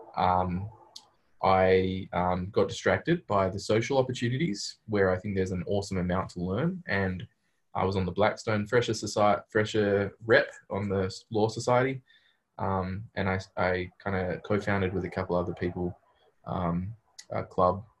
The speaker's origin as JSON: {"language": "English", "country": "Australia", "moved": "as an adult", "lives_now": "Berkeley, United States", "said": "As an Australian"}